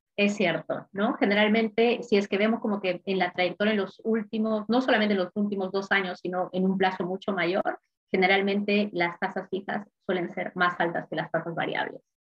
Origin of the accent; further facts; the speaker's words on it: Peru; moved away as an adult; now in Sydney, Australia; soy de Perú originalmente